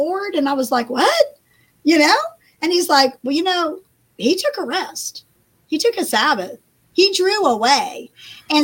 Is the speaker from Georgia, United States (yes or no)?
no; Beech Grove, Indiana, United States; now in Beech Grove, Tennessee, United States; I grew up in Beech Grove, Indiana, and I live in Beech Grove, Tennessee.